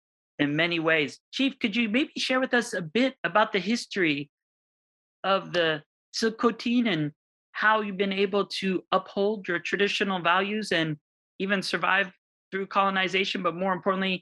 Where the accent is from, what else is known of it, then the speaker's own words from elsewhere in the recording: Hawaii, United States; And that's also the way I felt growing up in Hawaii is, you had the ocean, you had the mauna, and you had everything you needed in between.